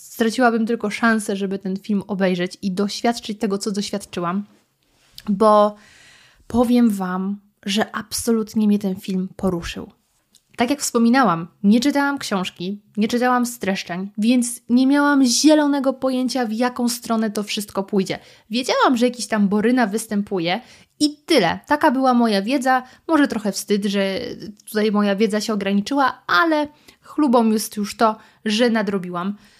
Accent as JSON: {"language": "Polish", "region": "Lower Silesian Voivodeship", "country": "Poland", "moved": "yes", "said": "ja pochodzę z Dolnego Śląska. U nas jest wiele miejscowości zdrojowych, jak chociażby Świeradów Zdrój, do którego mamy tylko kilka kilometrów"}